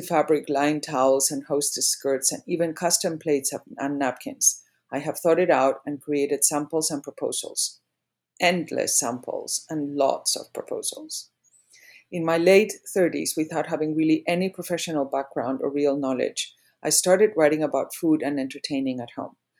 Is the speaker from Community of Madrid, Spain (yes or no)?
yes; Madrid, Community of Madrid, Spain; moved away as an adult; also born or lived in England / New York / Greenwich / Palm Beach; now in Charleston, United States; I was born and raised in Madrid, Spain. I went to boarding school in England for five years and then back to Madrid